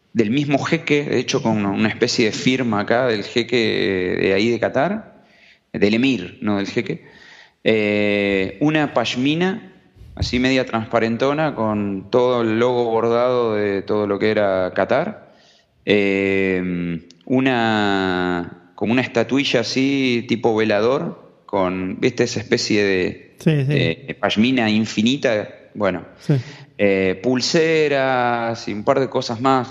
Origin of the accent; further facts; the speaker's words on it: Argentina; venimos de Argentina